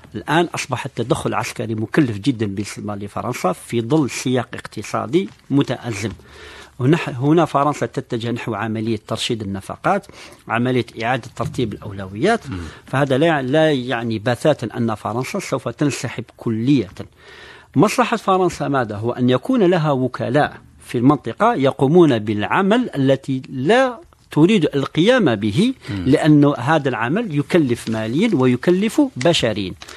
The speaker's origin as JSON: {"language": "Arabic", "country": "Algeria", "said": "نحن كجزائريين"}